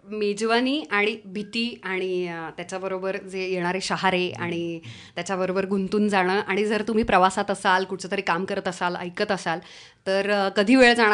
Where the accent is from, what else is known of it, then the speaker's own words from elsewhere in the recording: Baramati, Maharashtra, India; मान्य करते कारण की मी पुण्यात नव्हते माझं बालपण पूर्णपणे बारामतीत झालं